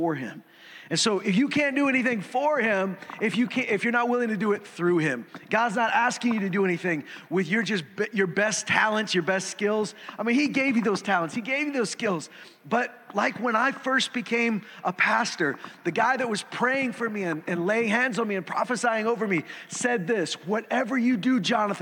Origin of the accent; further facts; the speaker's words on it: Saskatchewan, Canada; also born or lived in Alberta; I grew up in Saskatchewan. I mean, I was born here. I've lived in Saskatchewan and Alberta